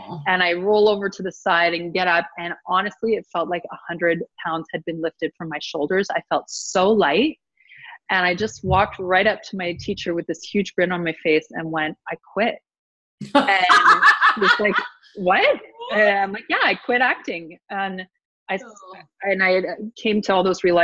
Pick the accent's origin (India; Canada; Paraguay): Canada; Ottawa, Ontario; moved away; I'm from Ottawa